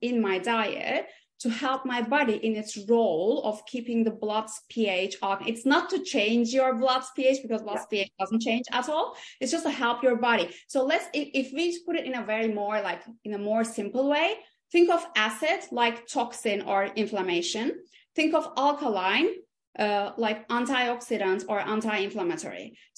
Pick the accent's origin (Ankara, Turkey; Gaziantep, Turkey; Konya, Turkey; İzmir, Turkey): İzmir, Turkey; moved away as an adult; also born or lived in Istanbul, Turkey; now in London, United Kingdom; originally I was born and raised and grew up in Izmir, which is like the west coast of Turkey